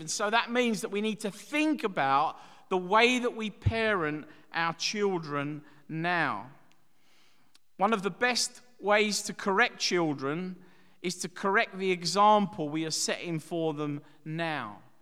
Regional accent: Dagenham, London, United Kingdom; growing up in Dagenham in the East End

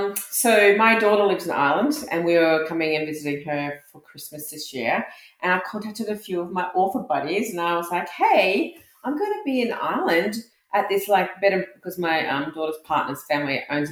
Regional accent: Australia; I'm Australian

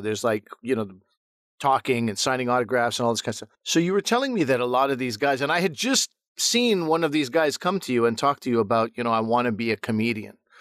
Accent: Montreal, Quebec, Canada; I grew up in Montreal

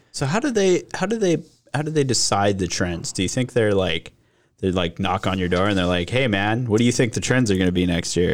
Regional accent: Regina, Saskatchewan, Canada; I grew up in Regina

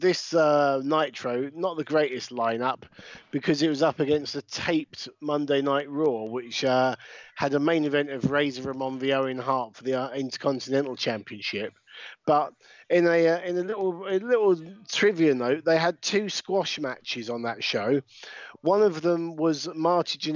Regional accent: United Kingdom; we're British

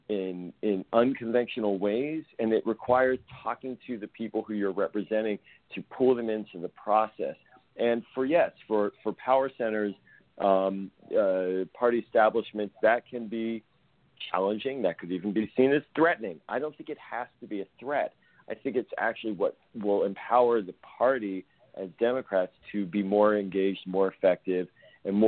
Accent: Pittsburgh, Pennsylvania, United States; moved away as an adult; now in Maryland, United States; I grew up in Pittsburgh. I'm a fourth generation Pittsburgher

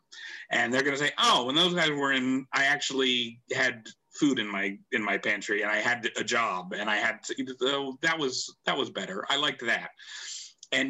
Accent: Pittsburgh, Pennsylvania, United States; Bill Peduto, who's a fantastic mayor of my hometown

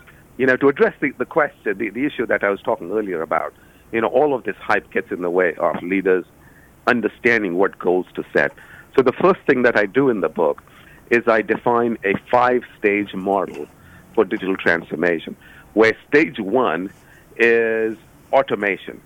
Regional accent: Cincinnati, Ohio, United States; I was doing a book launch in my hometown in Cincinnati

